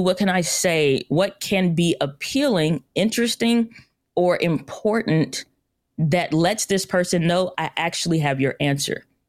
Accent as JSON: {"language": "English", "town": "St. Louis", "region": "Missouri", "country": "United States", "said": "I'm from Saint Louis, Missouri"}